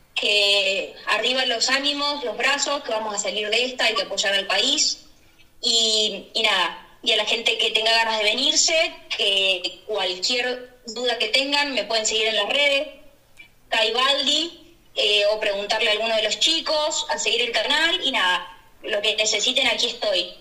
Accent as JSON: {"language": "Spanish", "country": "Argentina", "moved": "as an adult", "lives_now": "Barcelona, Spain", "said": "somos argentinos, sabemos que somos personas sumamente luchadoras, emprendedoras y hemos pasado momentos terribles en nuestro país"}